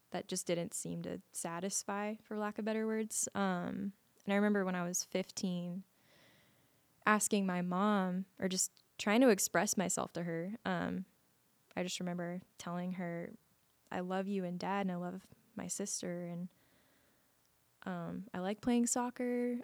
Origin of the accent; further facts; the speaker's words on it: Las Vegas, Nevada, United States; I was born and raised in Las Vegas, Nevada